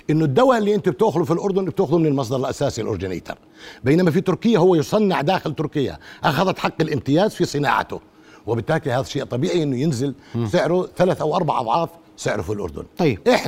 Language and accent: Arabic; Egypt; كم صيدلي بيعمل هيك كمصريين ما ما في صيادله بيعملوا هيك